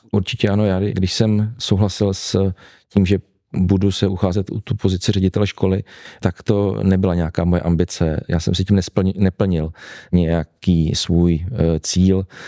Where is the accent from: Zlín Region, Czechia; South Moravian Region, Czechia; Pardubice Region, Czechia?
Pardubice Region, Czechia; Heřmanův Městec; Můj strýc byl dlouhá leta ředitelem základní školy u nás v Hermanově městci